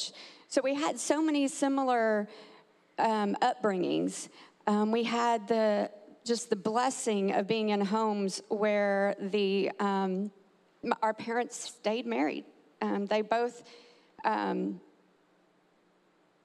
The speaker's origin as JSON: {"language": "English", "region": "Texas", "country": "United States", "moved": "yes", "lives_now": "Tampa, United States", "said": "I'm actually from Texas"}